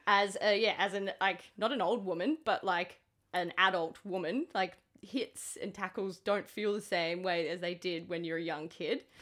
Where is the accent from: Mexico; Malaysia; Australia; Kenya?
Australia; Queensland; I'm a Queenslander